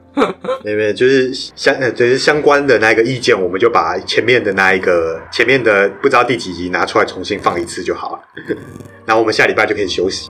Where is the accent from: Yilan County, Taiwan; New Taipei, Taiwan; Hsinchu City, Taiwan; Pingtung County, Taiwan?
New Taipei, Taiwan; 我不是台北人，我是新北人